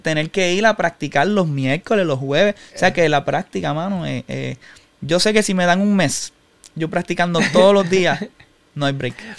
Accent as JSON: {"language": "Spanish", "town": "Humacao", "country": "Puerto Rico", "tie": "born or raised there", "said": "nací en Humacao, toda mi vida viví en Humacao, estudié en Humacao"}